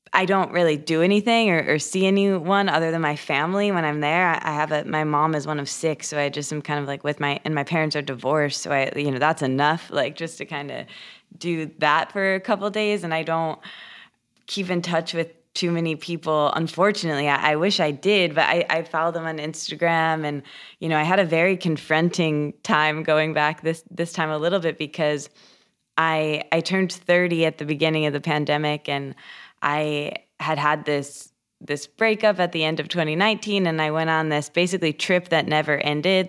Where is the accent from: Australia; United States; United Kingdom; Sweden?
United States; Michigan; moved away as an adult; now in Los Angeles, United States; I grew up in Michigan in a a small college town